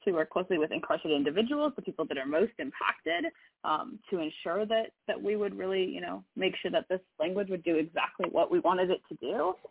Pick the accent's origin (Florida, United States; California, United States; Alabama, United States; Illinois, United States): California, United States; Sacramento; moved away as an adult; now in Oregon, United States; I grew up in Sacramento, um, which is a, a much more diverse place than, uh, than Oregon